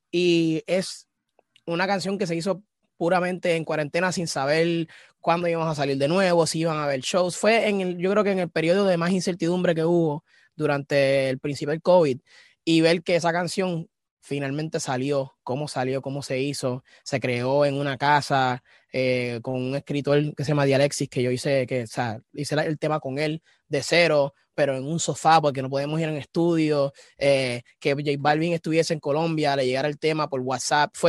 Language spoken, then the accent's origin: Spanish; Texas, United States; also born or lived in Carolina, Puerto Rico / New York; Yo soy de Carolina, Puerto Rico, pero he tenido un bringing up. Me crié en Texas, viví en Nueva York, este, estuve de tour en Europa, soy como un, ciudadano del mundo, pero de PR.